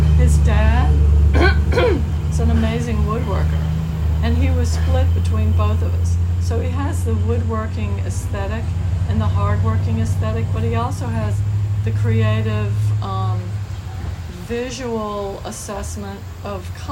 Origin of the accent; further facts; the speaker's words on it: New Orleans, Louisiana, United States; moved away as an adult; also born or lived in Metairie, Louisiana; now in Eureka Springs, United States; I grew up in New Orleans